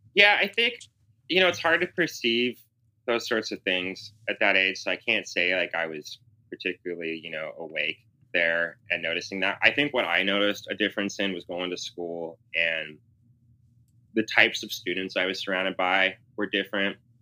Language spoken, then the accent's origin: English; Seattle, Washington, United States; also born or lived in Southern California; when I was growing up in Seattle